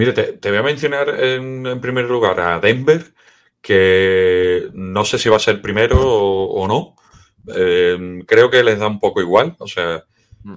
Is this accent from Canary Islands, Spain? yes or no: no; Seville, Andalusia, Spain; Yo soy de Sevilla